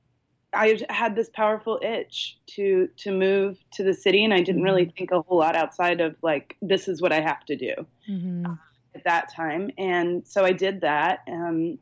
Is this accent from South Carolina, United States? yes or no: yes; Charleston, South Carolina, United States; also born or lived in Chicago; now in San Luis Obispo, United States; I grew up on the East Coast. I'm originally from Charleston, South Carolina.